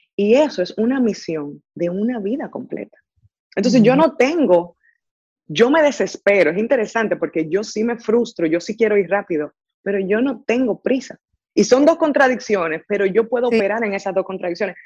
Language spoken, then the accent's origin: Spanish; Dominican Republic; moved away as an adult; now in Silicon Valley, United States; nací, crecí en República Dominicana, estudié en República Dominicana